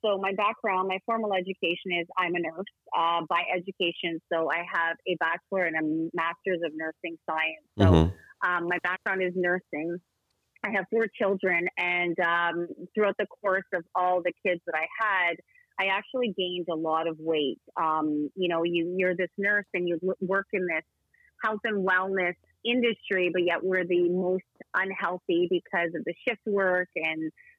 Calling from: Woodbridge, Ontario, Canada; I'm calling in from Woodbridge, Ontario, Canada.

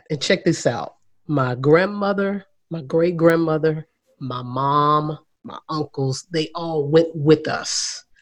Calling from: Haslet, Texas, United States; I am here in Northwest Fort Worth. It's a small town right outside of uh, Fort Worth called Haslet.

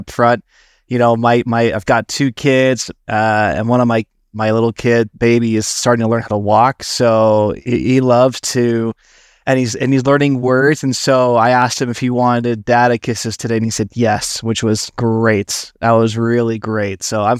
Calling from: Salt Lake City, Utah, United States; So I'm tuning in from Salt Lake City. That's where I'm based out of.

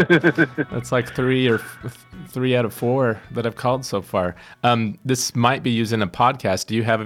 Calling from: Cedar Rapids, Iowa, United States; I'm calling from Cedar Rapids, Iowa, and I'm calling on behalf of a guitar magazine called Premier Guitar.

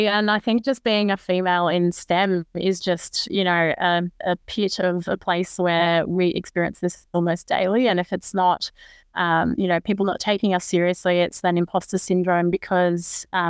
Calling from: New South Wales, Australia; I'm calling in from Gadigal country this morning. My roots are actually from Darawal country though

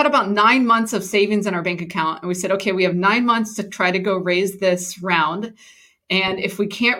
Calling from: Houston, Texas, United States; I'm in Houston, Texas.

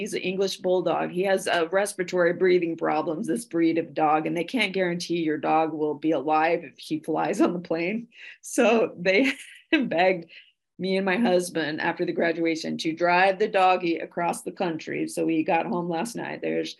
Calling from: Chevy Chase, Maryland, United States; I come to you from Chevy Chase, Maryland, just about 20 minutes from the White House in Washington, D.C.

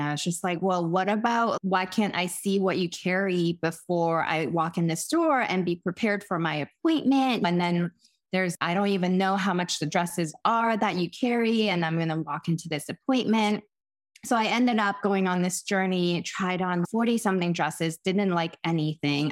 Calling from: Boston, Massachusetts, United States; I'm calling in from my home in Boston, Massachusetts

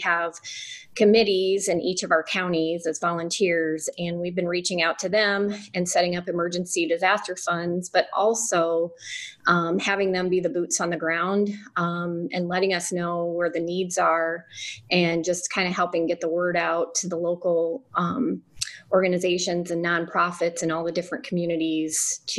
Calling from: Iowa, United States; I'm calling from the Community Foundation of Northeast Iowa, and we cover 20 counties in our area.

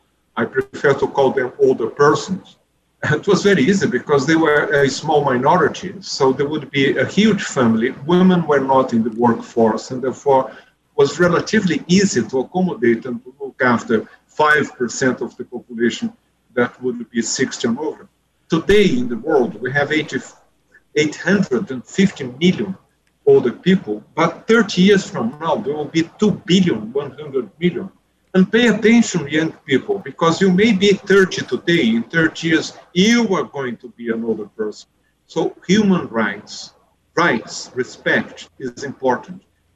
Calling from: Brazil; This is certainly the message that we see in this country. I'm speaking from Brazil.

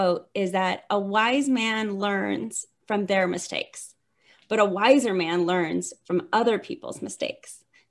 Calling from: Denver, Colorado, United States; I'm coming from Denver.

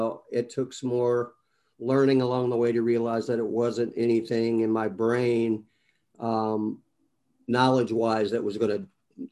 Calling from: Destin, Florida, United States; also born or lived in Atlanta; I'm actually in Destin, Florida right now, and I kind of bounce back and forth between here and Atlanta.

